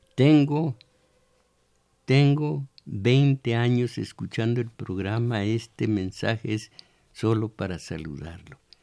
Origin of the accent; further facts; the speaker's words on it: Mexico; somos mexicanos